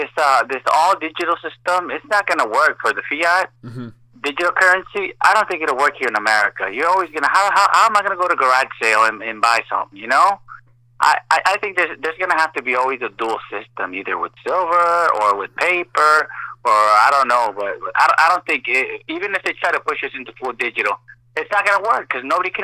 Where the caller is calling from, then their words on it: Corpus Christi, Texas, United States; Corpus Christi, Texas.